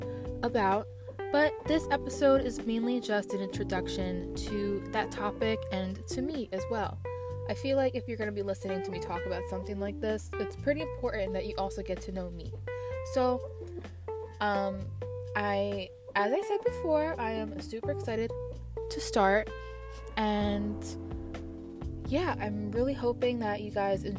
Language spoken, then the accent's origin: English; Freehold, New Jersey, United States; I'm from Freehold, New Jersey in Monmouth County, and I've been here all my life